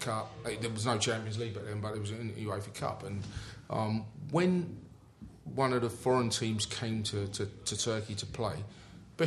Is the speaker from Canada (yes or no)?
no; London, United Kingdom; I come from the Lancaster West Estate, that everyone knows